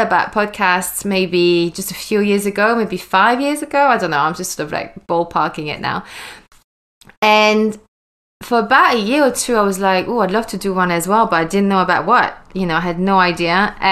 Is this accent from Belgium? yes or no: yes; Wallonia, Belgium; moved away as an adult; now in London, United Kingdom; I was born and I grew up in Belgium, which is in Europe, in the French speaking side of Belgium.